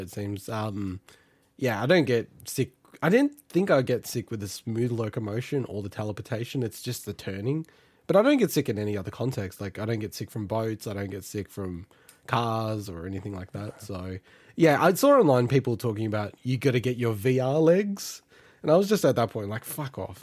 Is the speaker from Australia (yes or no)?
yes; Australia; as an Australian